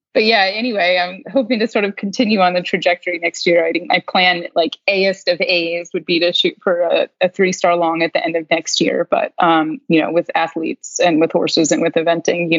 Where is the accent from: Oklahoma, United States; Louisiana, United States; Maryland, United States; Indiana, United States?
Maryland, United States; growing up in Maryland